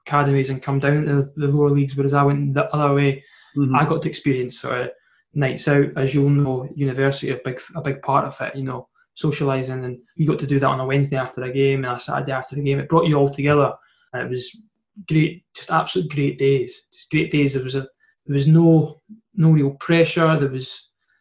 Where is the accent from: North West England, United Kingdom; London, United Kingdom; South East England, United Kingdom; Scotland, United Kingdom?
Scotland, United Kingdom; Edinburgh; I'm from Edinburgh